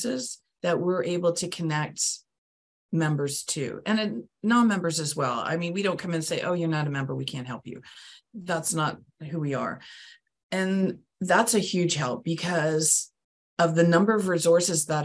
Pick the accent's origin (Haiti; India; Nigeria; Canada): Canada; now in Palm Bay, United States; I'm from Canada